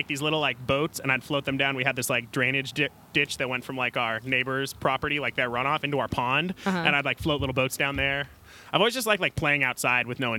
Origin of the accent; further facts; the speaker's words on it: Santa Cruz County, California, United States; also born or lived in Los Gatos, California; now in Aptos, United States; I grew up in Santa Cruz County, but I was out in the mountains